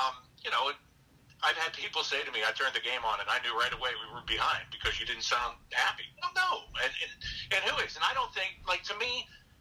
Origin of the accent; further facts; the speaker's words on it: Pittsburgh, Pennsylvania, United States; now in Columbus, United States; I'm from the Pittsburgh area. You know, that's where I grew up